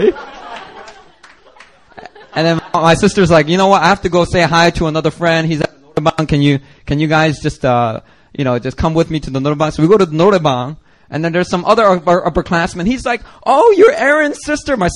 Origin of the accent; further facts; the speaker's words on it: Seattle, Washington, United States; I came from Seattle.